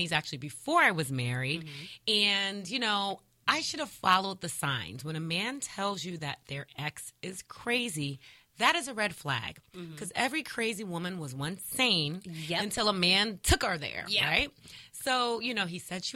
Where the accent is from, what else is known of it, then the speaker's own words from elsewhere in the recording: New Jersey, United States; now in Los Angeles, United States; I'm from New Jersey